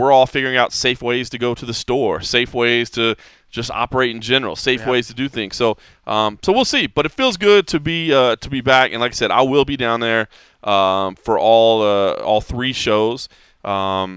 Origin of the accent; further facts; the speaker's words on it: Texas, United States; I love my home state. I'm so proud to be from Texas